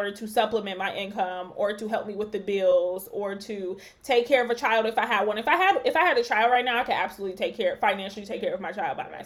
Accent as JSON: {"language": "English", "country": "Nigeria", "said": "I'm Nigerian"}